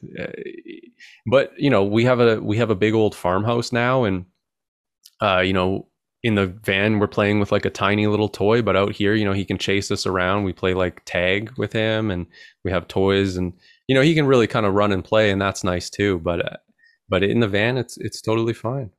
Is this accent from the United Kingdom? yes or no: no; Canada; I'm Canadian